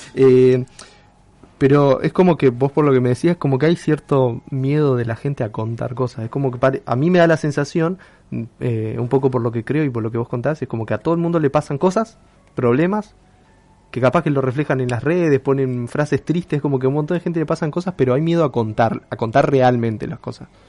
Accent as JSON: {"language": "Spanish", "region": "a small town in Neuquén", "country": "Argentina", "tie": "born or raised there", "moved": "yes", "lives_now": "Rosario, Argentina", "said": "yo crecí en un pueblito en Neuquén, después fui a Neuquén Capital y después vine acá. Y después, ah, acá a Rosario"}